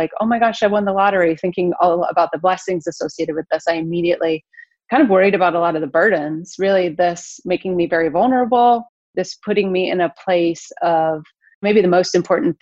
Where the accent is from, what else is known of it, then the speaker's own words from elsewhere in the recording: Detroit, Michigan, United States; moved away as an adult; now in Florida, United States; I was raised in the Metro Detroit area, the suburbs